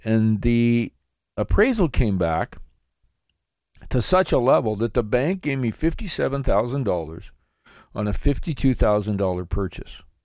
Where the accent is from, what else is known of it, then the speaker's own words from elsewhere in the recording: Blenheim, Ontario, Canada; my hometown of Blenheim, Ontario